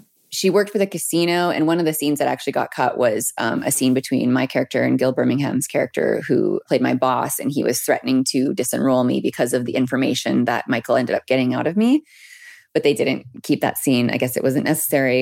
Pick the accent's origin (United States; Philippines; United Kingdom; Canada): Canada; Peace River, Alberta; moved away; also born or lived in Edmonton; I'm from Peace River, Alberta, born and raised.